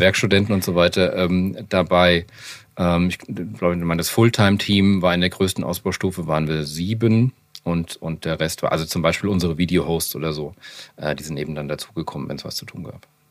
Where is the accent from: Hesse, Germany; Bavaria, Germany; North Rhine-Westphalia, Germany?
Hesse, Germany; Frankfurt am Main; als Frankfurter Mainstream Skater